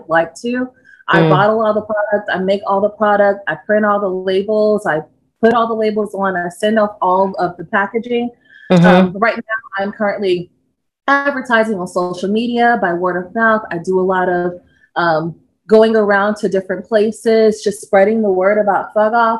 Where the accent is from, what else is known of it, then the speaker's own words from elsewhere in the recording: Georgia, United States; also born or lived in Kentucky; I grew up in Georgia